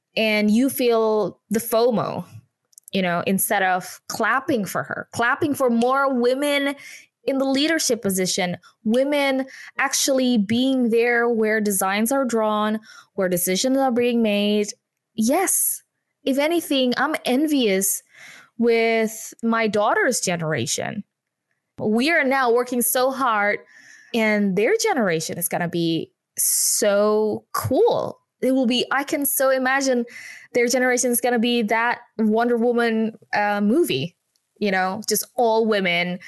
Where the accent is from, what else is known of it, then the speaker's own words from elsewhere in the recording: Indonesia; English is a second language; moved away as an adult; now in United Kingdom; I was born and bred in Indonesia